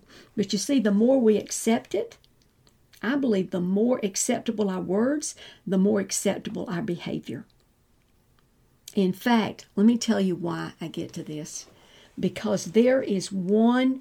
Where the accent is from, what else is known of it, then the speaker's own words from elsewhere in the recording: the South, United States; we're in the South. I was raised in the South